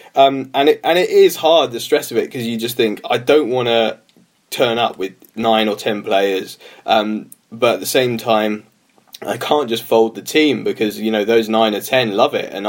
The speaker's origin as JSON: {"language": "English", "region": "London", "country": "United Kingdom", "tie": "born or raised there", "also_born_or_lived": "Liverpool", "moved": "as an adult", "said": "I'm from London, grew up just around the corner from Highbury, but my dad was from Merseyside."}